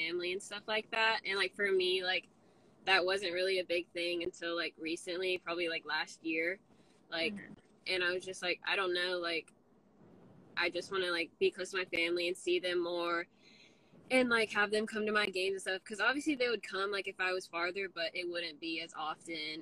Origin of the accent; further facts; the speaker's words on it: Georgia, United States; I'm from Georgia, Tequila, Georgia